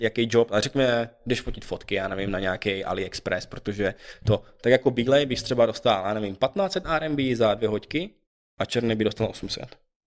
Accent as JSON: {"language": "Czech", "country": "Czechia", "also_born_or_lived": "China", "moved": "as an adult", "said": "že jsem z Česka, že se bavím, že mluvím česky jako doma"}